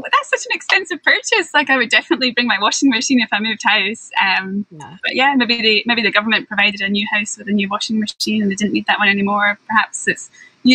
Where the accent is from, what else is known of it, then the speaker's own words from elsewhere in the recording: Scotland, United Kingdom; now in Japan; growing up in Scotland